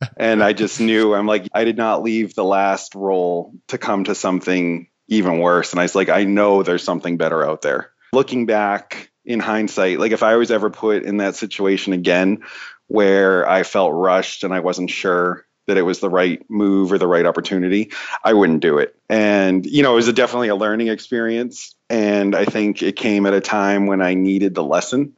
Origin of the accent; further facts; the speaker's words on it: East Coast, United States; moved away as an adult; I'm from the East Coast